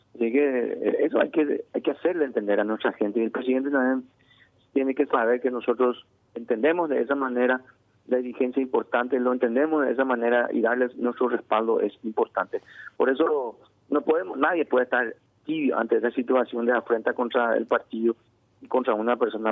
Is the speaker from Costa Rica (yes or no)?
no; Paraguay; como paraguayos